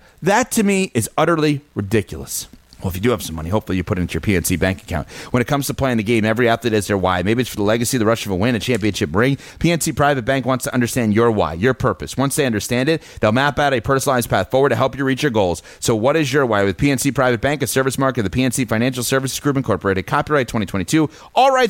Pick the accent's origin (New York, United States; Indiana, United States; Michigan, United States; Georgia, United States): New York, United States; Westchester County; I grew up in Westchester County, New York, upper middle class area, okay? I did not have to, I was privileged.